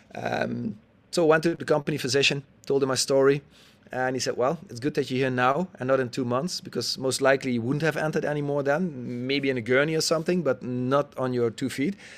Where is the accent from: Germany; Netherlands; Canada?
Netherlands; I'm a Dutchie, um, born and raised in the Netherlands